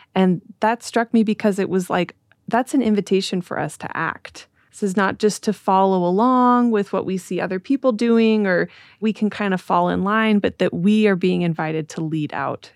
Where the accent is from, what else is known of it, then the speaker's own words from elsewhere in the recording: Utah, United States; I grew up in Utah in a very homogenous community